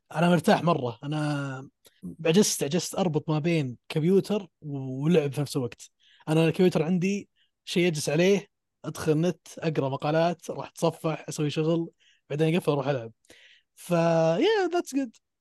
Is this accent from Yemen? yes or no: no; Saudi Arabia; عندنا في السعوديه